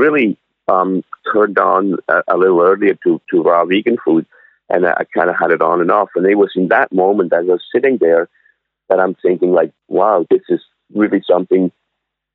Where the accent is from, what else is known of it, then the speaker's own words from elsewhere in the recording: Switzerland; moved away as an adult; also born or lived in North Vancouver, Canada; now in Sunshine Coast, Canada; I'm originally from Switzerland. I was born in Switzerland and I was born and raised, and I came over to Canada when I was 20.